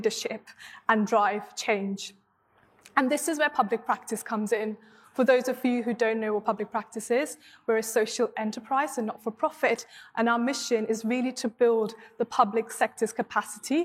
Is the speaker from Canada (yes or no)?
no; Mumbai, Maharashtra, India; now in United Kingdom; I grew up in Mumbai, in Bombay, as was popularly known in India